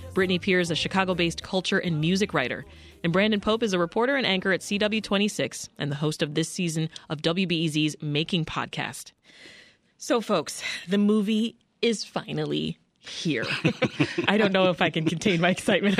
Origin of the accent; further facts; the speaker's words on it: Jamaica; as a Jamaican woman